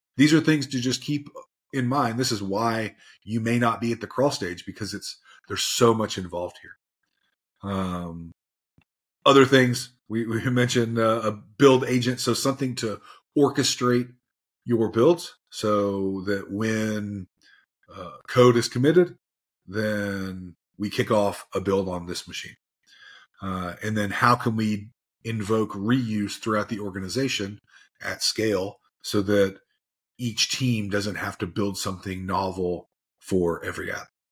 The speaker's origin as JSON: {"language": "English", "region": "Tennessee", "country": "United States", "said": "I'm from Tennessee, so I might use some, some acronyms that are, uh, weird"}